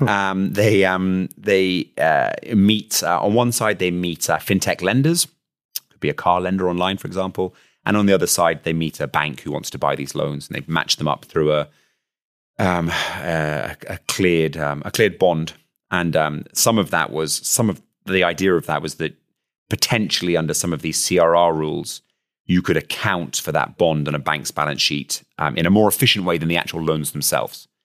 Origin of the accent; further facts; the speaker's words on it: United Kingdom; accent: British; now in Luxembourg; my accent, which is clearly British